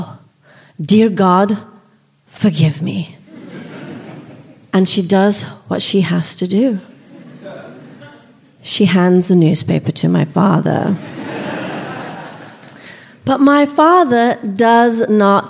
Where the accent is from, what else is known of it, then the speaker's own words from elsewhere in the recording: Solihull, West Midlands, United Kingdom; moved away as an adult; also born or lived in India; now in United States; I'm an Indian immigrant, and while I live in America now, I grew up in Solihull, just outside Birmingham